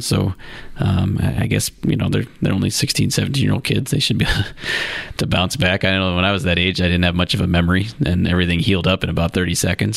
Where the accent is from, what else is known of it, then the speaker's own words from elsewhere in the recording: Lake, Ohio, United States; I'm from Lake, not from Perry